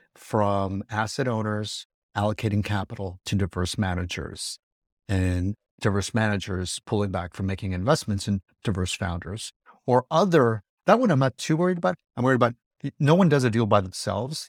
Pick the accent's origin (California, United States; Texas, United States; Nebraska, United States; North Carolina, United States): California, United States; California, this, my home state